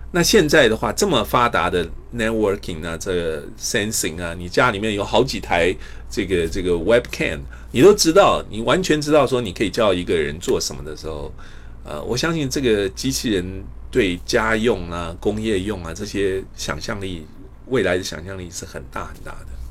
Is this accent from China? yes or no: no; Taipei, Taiwan; moved away as an adult; also born or lived in Pingtung, Taiwan / Iowa, United States; now in United States; 我是台湾屏东出生，台北长大。呃，我一九八三年，呃，清华数学系毕业以后呢，我到美国的爱华大学进修。我一九九二年，一九九零年取得博士，呃，学位。然后一九九八年，我加入这个美国太空总署，J P L